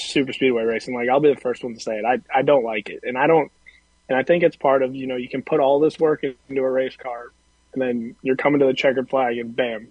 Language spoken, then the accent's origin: English; Grimsby, Ontario, Canada; now in Mooresville, United States; I'm from Grimsby, Ontario.